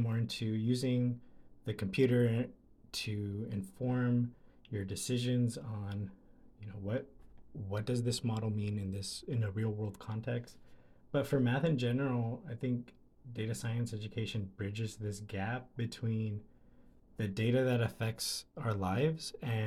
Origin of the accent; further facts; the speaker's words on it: Delano, California, United States; I'm from Delano, California